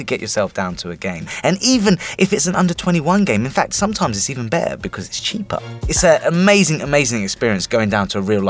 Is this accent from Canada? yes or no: no; Southampton, South East England, United Kingdom; now in near Watford, United Kingdom; I grew up in Southampton, so I have an affiliation to Southampton